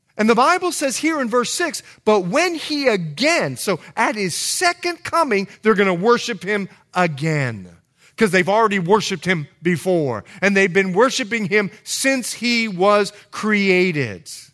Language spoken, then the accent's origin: English; Bahamas; moved away; I'm from the Bahamas, so we know English culture very, very well